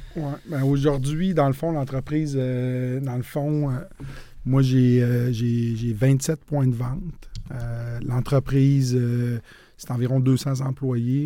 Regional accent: Quebec City, Quebec, Canada; moved away as an adult; also born or lived in Saint-Romuald / Sainte-Foy-Sillery / Montreal; je suis originaire de la ville de Québec. Je suis né, j'ai grandi à saint ramual

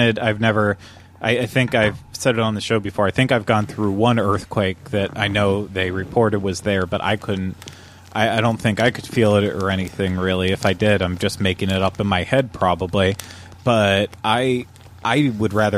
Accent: Pennsylvania, United States; moved away as an adult; now in Florida, United States; Growing up in Pennsylvania, you know, we didn't really have to worry about anything.

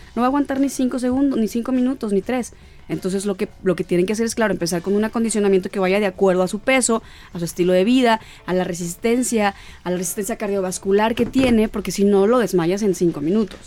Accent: Guasave, Sinaloa, Mexico; Soy de Guasave, Sinaloa

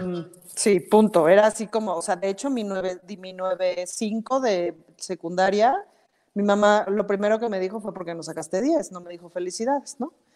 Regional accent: Mexico City, Mexico; Como chilanga sí siempre me he sentido muy, muy, muy, muy, muy chilanga

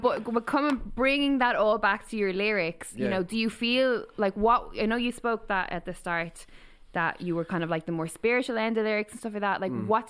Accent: Waterford, Munster, Ireland; But yeah, like, obviously I'm from Waterford. Although people say we don't really have an accent in there.

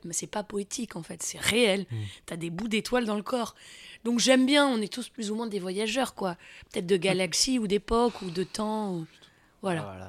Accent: near Melun, Fontainebleau, Île-de-France, France; J'ai grandi euh, vers Melun, Fontainebleau, dans la forêt

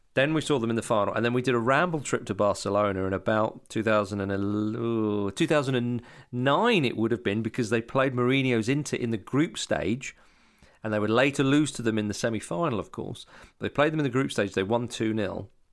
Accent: Scotland, United Kingdom; moved away; also born or lived in Hammersmith, London; growing up in Scotland

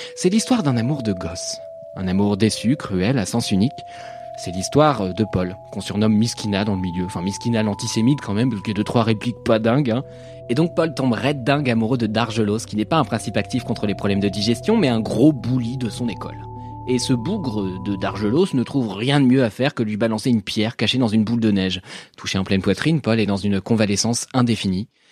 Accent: France; also born or lived in Paris / Normandy; je suis parisien et normand

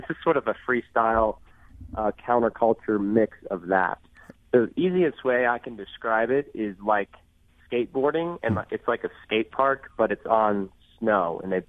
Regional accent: Indiana, United States; But I grew up right outside Cincinnati, Ohio, right across the state line in Indiana, right up next to the Ohio River, actually.

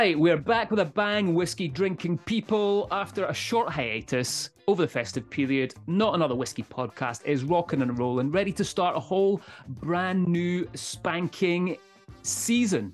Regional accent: Scotland, United Kingdom

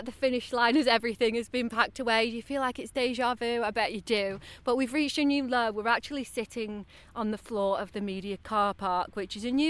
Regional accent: United Kingdom; because he's Team GB and we're obviously British, we were backing him all the way.

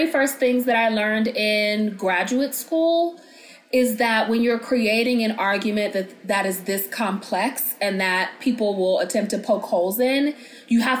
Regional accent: United States

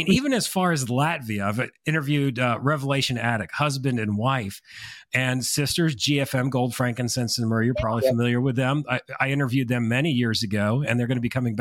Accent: Connecticut, United States; I'm from Connecticut

